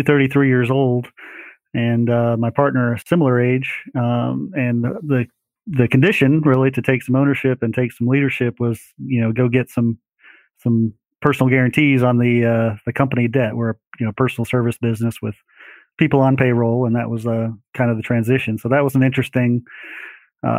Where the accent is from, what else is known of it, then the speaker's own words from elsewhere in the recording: Greenville, South Carolina, United States; also born or lived in Rockford, Illinois; Family moved down to Greenville, South Carolina when I was 9 years